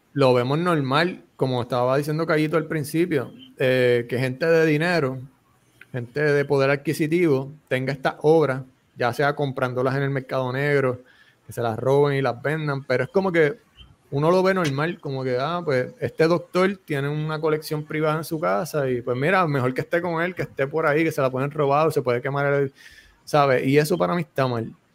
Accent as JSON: {"language": "Spanish", "town": "Bayamón", "country": "Puerto Rico", "said": "soy de Bayamón"}